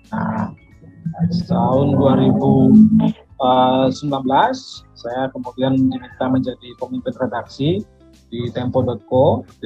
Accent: Denpasar, Bali, Indonesia; kebetulan sejak SMA di Denpasar saya di SMA 1 Denpasar Bali saya terlibat di pers kampus

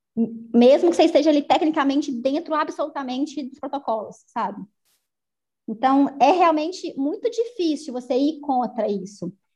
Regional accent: interior of Minas Gerais, Brazil; also born or lived in Belo Horizonte; Então, mineira, eu acho que é fundamental na, né, na minha trajetória, o fato de vir do interior de Minas

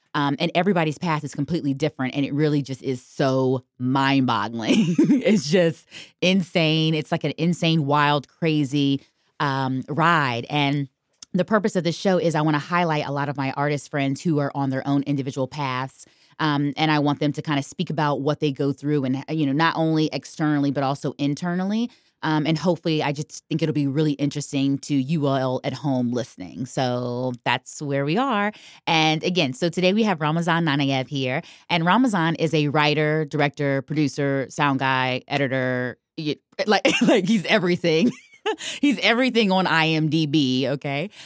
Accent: Virginia, United States; now in New York, United States; I'm from Virginia

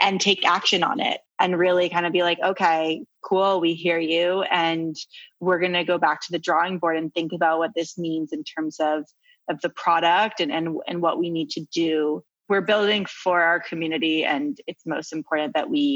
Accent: United States; I'm American

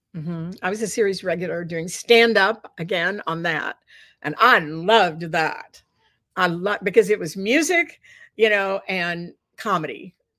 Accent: Dallas, Texas, United States; moved away; also born or lived in New York City / Los Angeles; growing up in Texas

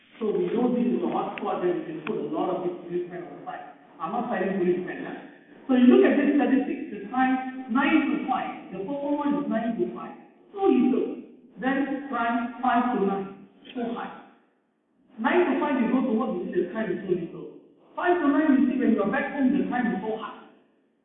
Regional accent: Malaysia; we are Malaysian

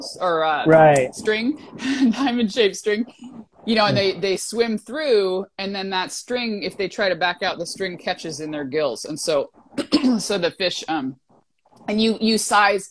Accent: Alaska, United States; now in California, United States; I was born and raised in Alaska

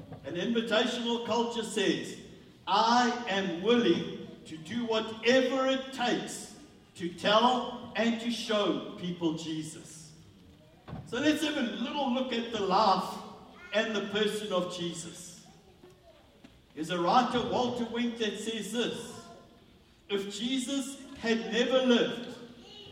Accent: South Africa; as a South African

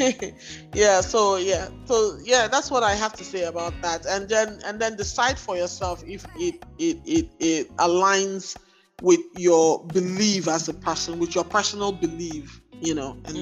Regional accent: Igboland, Nigeria; I was born and raised in Igbo land

